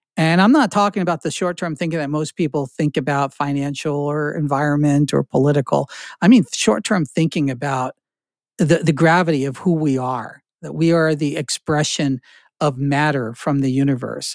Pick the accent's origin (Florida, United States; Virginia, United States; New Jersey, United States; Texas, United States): New Jersey, United States; moved away; This is what I grew up in Jersey.